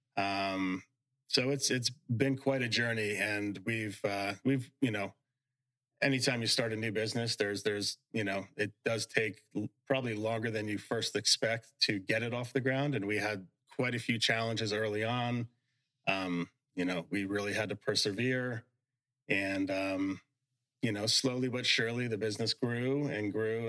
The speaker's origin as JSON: {"language": "English", "region": "Northern Virginia", "country": "United States", "tie": "born or raised there", "also_born_or_lived": "Mount Kisco, New York / Southeast Florida", "moved": "as an adult", "lives_now": "Florida, United States", "said": "I was born in New York, um, in uh, Mount Kisco, New York, but moved to Northern Virginia when I was about seven years old. So, grew up in Northern Virginia."}